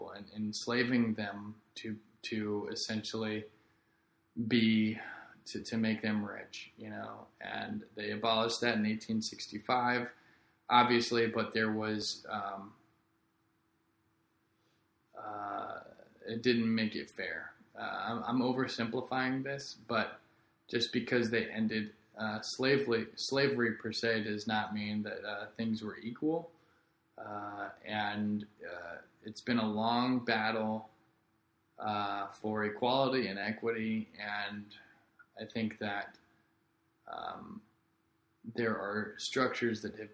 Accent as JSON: {"language": "English", "area": "Rockwood School District", "region": "Missouri", "country": "United States", "tie": "born or raised there", "moved": "yes", "lives_now": "Florida, United States", "said": "my hometown, Rockwood School District in Missouri"}